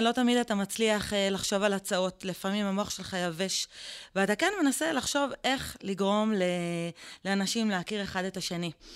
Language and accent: Hebrew; Israel; גדלנו במושב שיתופי